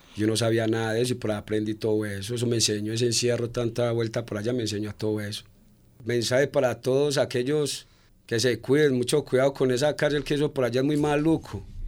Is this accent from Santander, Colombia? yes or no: no; Medellín, Antioquia, Colombia; yo era de aquí en Medellín